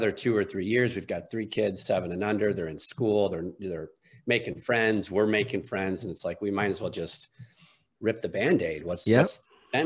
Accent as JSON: {"language": "English", "town": "Chicago", "region": "Illinois", "country": "United States", "tie": "born or raised there", "moved": "as an adult", "lives_now": "Dallas, United States", "said": "I was born and raised there"}